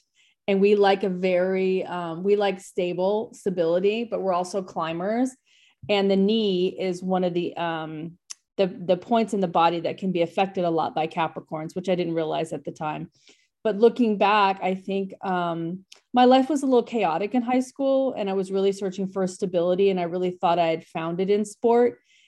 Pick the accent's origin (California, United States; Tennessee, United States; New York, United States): California, United States; Bakersfield; I grew up out in Bakersfield outside of Los Angeles. It's a very conservative town.